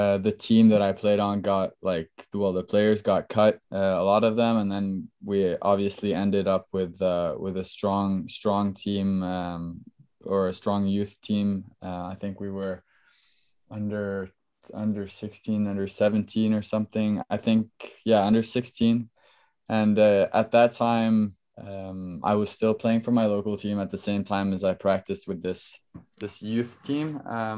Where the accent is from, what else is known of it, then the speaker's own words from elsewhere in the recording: Norway; moved away as an adult; now in New York, United States; obviously I'm from Norway.